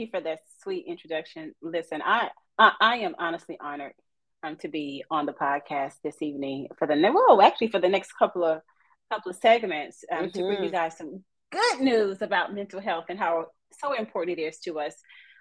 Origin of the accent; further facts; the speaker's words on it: Nacogdoches, Texas, United States; moved away as an adult; also born or lived in Houston, Texas; I am a native of, I grew up in East Texas. If you know anything about Texas, I grew up in the oldest town in Texas. So yeah, Nacogdoches